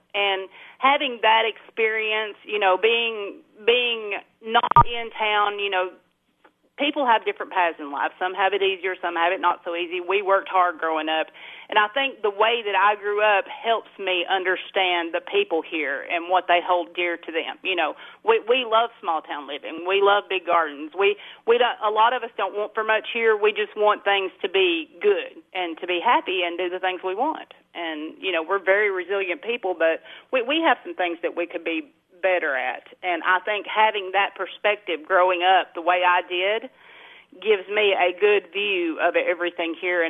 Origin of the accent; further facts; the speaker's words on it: Clay County, Tennessee, United States; So I was born and raised here in Clay County. You know, I went to kindergarten here. My grandmother raised me, and we lived out on Pea Ridge, which is about, at that time, it took 30 minutes to get to Solana from where we lived.